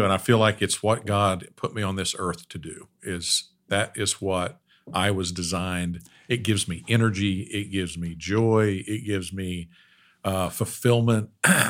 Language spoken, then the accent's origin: English; Ada, Oklahoma, United States; I grew up in Ada, Oklahoma. my grandfather moved from Little Rock, Arkansas in 1952, moved to Bethany, Oklahoma